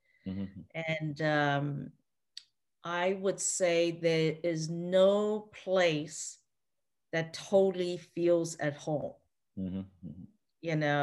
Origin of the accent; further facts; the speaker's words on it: Eswatini; I missed out on all that because I grew up in Swaziland where they had no TV